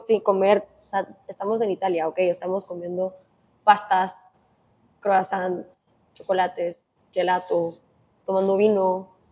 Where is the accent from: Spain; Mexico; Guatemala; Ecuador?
Guatemala; moved away as an adult; also born or lived in Miami, United States; Literalmente me mudé hace dos días de Miami a Guatemala